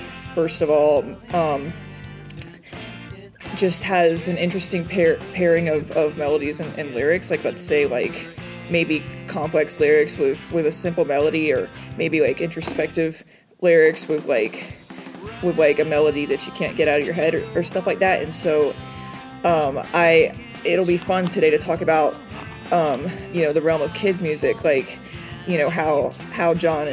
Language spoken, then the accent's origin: English; San Diego, California, United States; now in Los Angeles, United States; I'm a journalism student who lives in currently in the Los Angeles, California area, although I grew up in San Diego